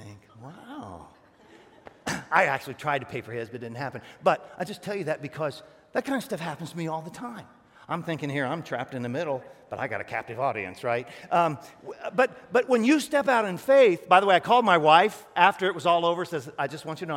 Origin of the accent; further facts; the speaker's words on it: Northeast Ohio, United States; I'm Northeast Ohio.